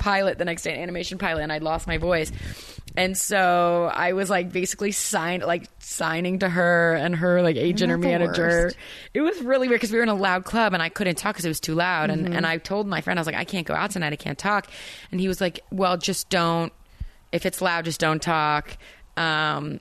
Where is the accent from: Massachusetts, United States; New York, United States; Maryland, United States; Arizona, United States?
Maryland, United States; Potomac; also born or lived in Tennessee / North Carolina; we moved, and I grew up in Maryland, but spent every summer in North Carolina